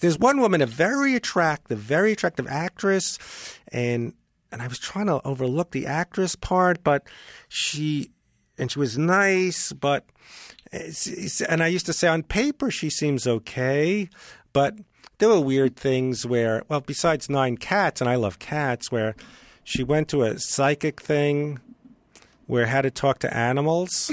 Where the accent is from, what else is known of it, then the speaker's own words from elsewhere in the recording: New York, United States; moved away; I'm from New York